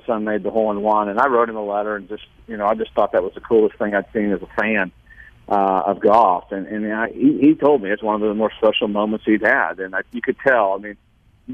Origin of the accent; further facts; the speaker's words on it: Indiana, United States; also born or lived in Pennsylvania; now in Mississippi, United States; even though I was born in Pennsylvania, I lived there a month, I grew up in Indiana